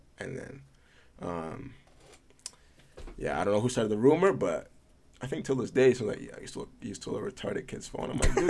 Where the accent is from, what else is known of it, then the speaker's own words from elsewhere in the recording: Edmonton, Alberta, Canada; also born or lived in Italy / Prince Edward Island; I was born in Italy, yeah. When did you leave Italy? 08. Yeah, we moved to Edmonton from Italy.